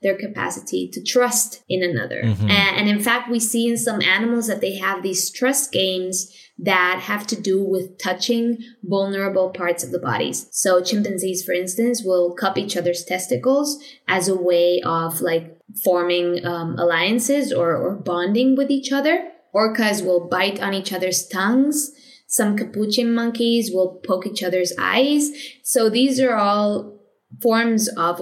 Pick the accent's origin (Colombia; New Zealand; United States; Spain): Spain; moved away as an adult; also born or lived in Madrid / Vienna